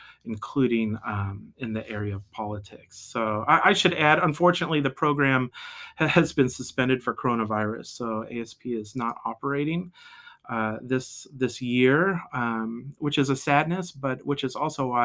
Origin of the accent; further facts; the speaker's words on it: Midwest, United States; moved away as an adult; also born or lived in Washington, D.C.; now in Maryland, United States; I grew up in the Midwest in a Nazarene family